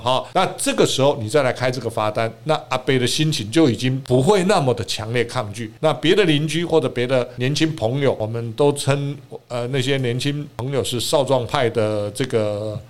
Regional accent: Taiwan; 我们台湾人

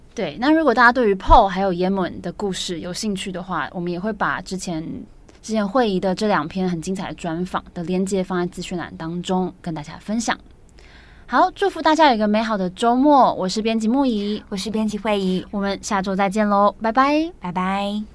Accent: Taiwan; 身为台湾人，就是这个时代的台湾人

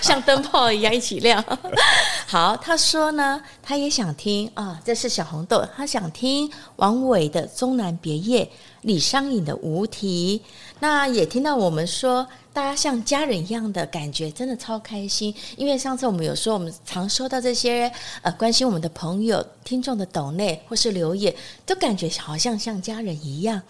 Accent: Taiwan; 我们台湾人

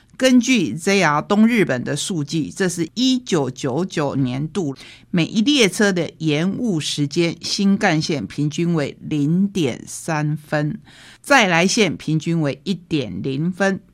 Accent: Taiwan; 也让我们台湾人好好的想一想。

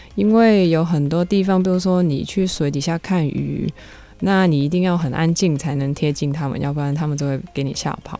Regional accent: Hong Kong; moved away; also born or lived in Taiwan; 我是香港来的

